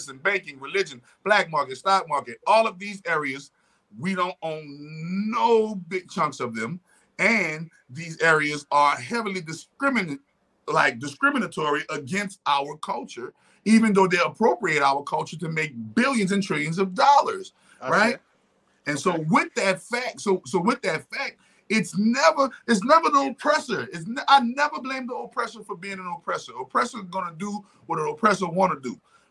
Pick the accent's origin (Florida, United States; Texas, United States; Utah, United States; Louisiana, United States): Louisiana, United States; New Orleans; my New Orleans roots